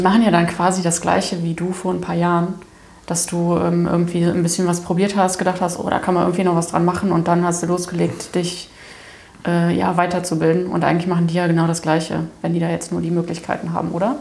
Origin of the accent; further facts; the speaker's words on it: Daun, Rhineland-Palatinate, Germany; ich bin in Down zur Schule gegangen